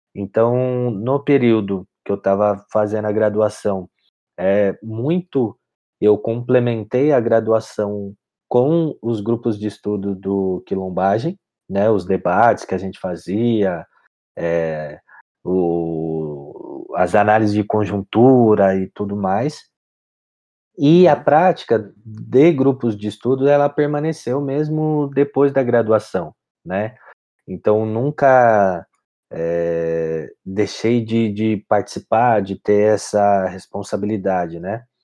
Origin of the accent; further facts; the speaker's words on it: São Bernardo do Campo, São Paulo, Brazil; eu sou nascido e crescido em São Bernardo